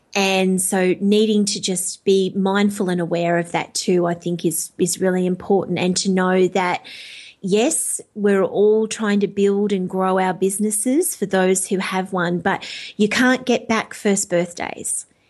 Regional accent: Melbourne, Victoria, Australia; Melbourne, which is, uh, you know, that my, my hometown

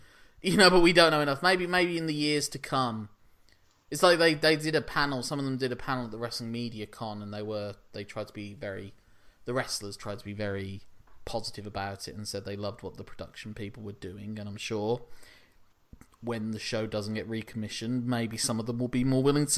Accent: United Kingdom; But we're British

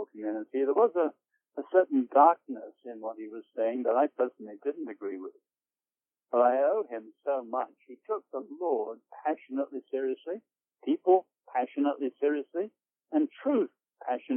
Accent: England, United Kingdom; growing up in England, I was at London University

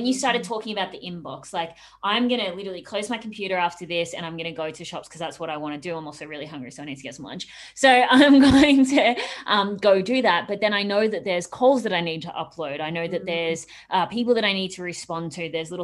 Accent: Perth, Western Australia, Australia; I was born in Perth

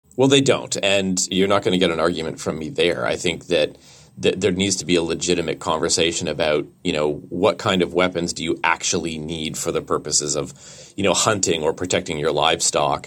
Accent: Alberta, Canada; I was raised in Alberta

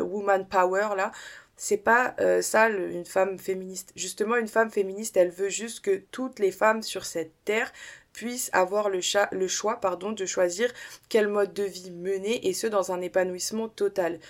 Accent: Saint-Denis, Île-de-France, France; je suis française mais je suis aussi une américaine dans l'âme je le répète souvent mais ma mère s'est trompée en fait elle m'a fait naître à Saint-Denis dans le 93

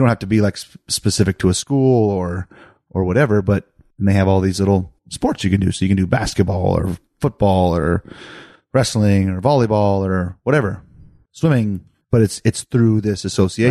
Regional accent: Hardin, United States; moved away; I grew up in Hardin

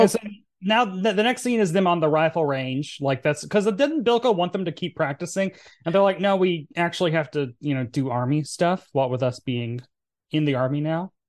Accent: Tennessee, United States; moved away; that's my home state

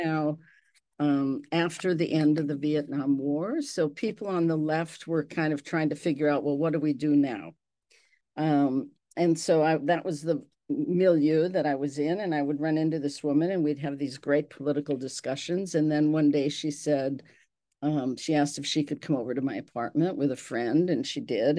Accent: Milwaukee, Wisconsin, United States; I was raised in Milwaukee in the Serbian community

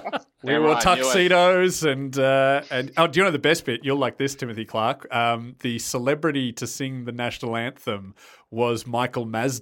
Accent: Australia; yeah, we're from Australia.

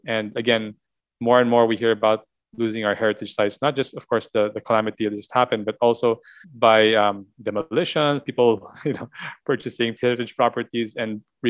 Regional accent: Indonesia; now in Philippines; I didn't grow up here in the Philippines. I grew up in Indonesia, but it was seeing that house and preserve the way it was helped me also reconnect with my history a bit, even if we didn't grow up here.

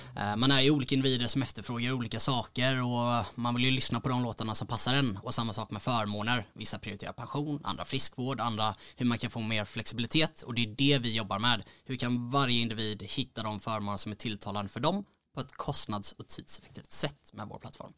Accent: Mölnlycke, Västra Götaland, Sweden; also born or lived in Gothenburg; född och uppvuxen strax utanför Göteborg, ett ställe som heter Mölnlycke

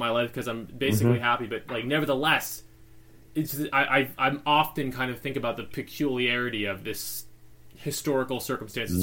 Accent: Syracuse, New York, United States; moved away as an adult; now in Los Angeles, United States; I grew up on the East Coast. I was born in Syracuse, New York

